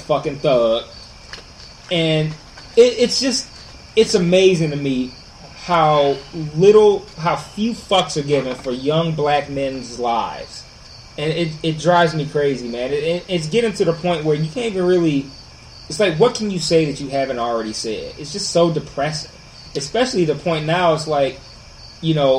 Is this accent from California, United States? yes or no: no; Detroit, Michigan, United States; I went to Detroit Public Schools, I stayed in Detroit.